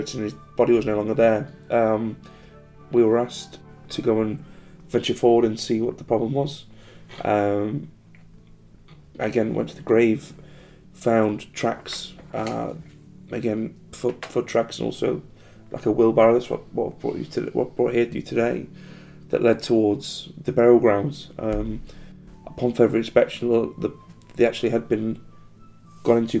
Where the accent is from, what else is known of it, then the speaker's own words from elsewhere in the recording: United States; I'm American